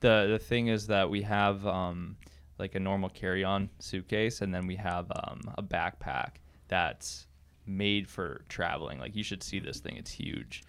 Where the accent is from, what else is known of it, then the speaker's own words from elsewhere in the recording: near Winkler, Manitoba, Canada; moved away; I'm from Manitoba, Canada. Uh, small, small town just outside of Winkler. Uh, so I never lived in a city. I'm always, uh, I've always lived on a farm at my parents' house.